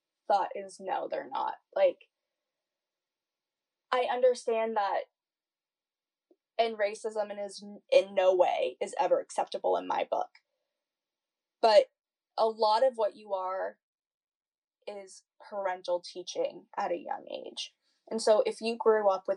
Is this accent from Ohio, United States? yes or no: no; an hour out of Boston, Massachusetts, United States; I live an hour out of Boston